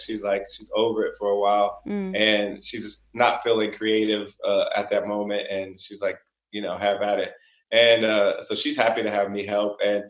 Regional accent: Springfield, Ohio, United States; moved away; I was brought up in Springfield, Ohio. It's a small city.

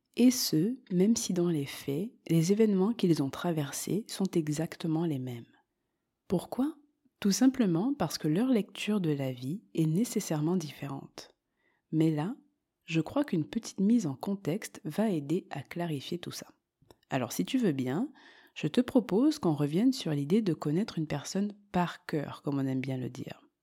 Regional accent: Marseille, Provence-Alpes-Côte d'Azur, France; moved away as an adult; also born or lived in Montreal, Quebec, Canada; now in Andalusia, Spain; Je suis donc née en France et j'ai grandi à Marseille.

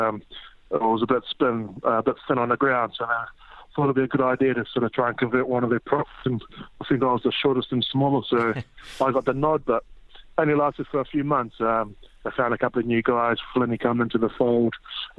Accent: Papakura, Auckland, New Zealand; moved away as an adult; now in Gloucester, United Kingdom; I grew up in South Auckland, so a town called Papakura.

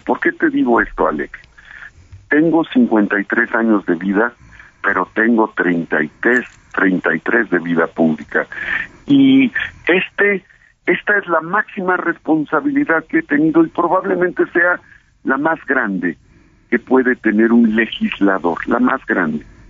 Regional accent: Puebla, Mexico; yo soy de Puebla

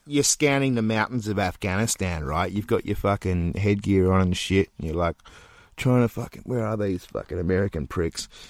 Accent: Australia; Australia, mate. Our home country

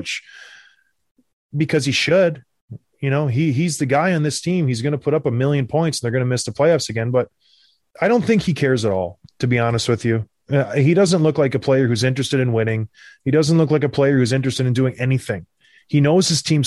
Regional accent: Edmonton, Alberta, Canada; I was born in Edmonton

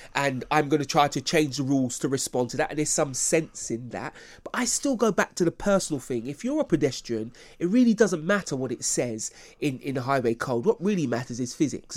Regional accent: United Kingdom; I'm proud of being British

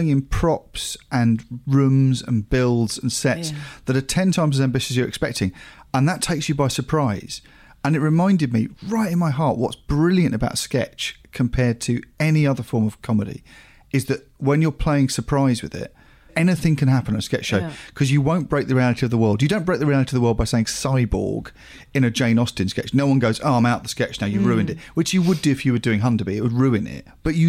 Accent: Australia; But being Australian, if you've not seen McAuliffe

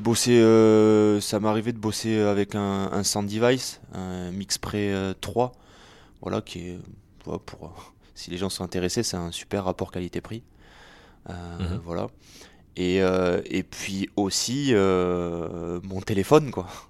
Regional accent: Béziers, Occitania, France; moved away; also born or lived in Paris; c'est une histoire avec laquelle j'ai grandi, puisque je suis né à Béziers en 1991

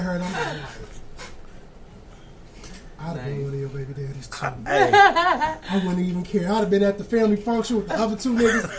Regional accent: Aurora, Illinois, United States; my hometown of Aurora, Illinois

